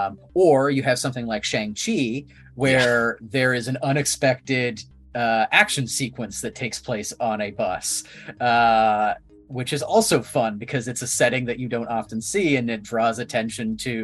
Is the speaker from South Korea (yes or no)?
no; Ottawa, Ontario, Canada; moved away; I'm from Ottawa